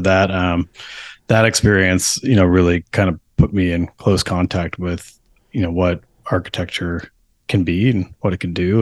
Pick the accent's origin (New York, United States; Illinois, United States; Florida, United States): New York, United States; now in Portland, United States; I grew up in New York, uh, on the other coast